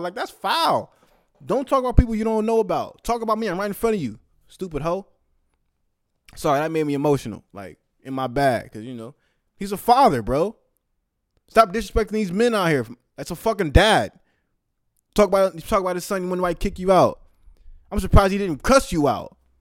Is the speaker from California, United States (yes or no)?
yes; the Bay Area, California, United States; my hometown, the Bay Area